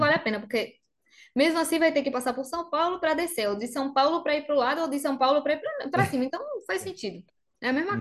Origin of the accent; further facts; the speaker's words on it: Bariloche, Río Negro, Argentina; Portuguese is a second language; moved away as an adult; also born or lived in Córdoba, Argentina; now in João Pessoa, Brazil; eu sou de Bariloche